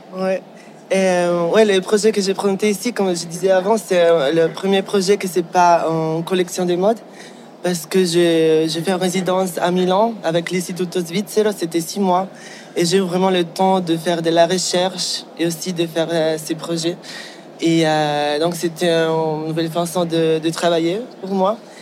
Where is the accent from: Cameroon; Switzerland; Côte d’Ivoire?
Switzerland; Ticino; French is a second language; moved away; also born or lived in Basel / Amsterdam / Paris / London; J'ai grandi au Tessin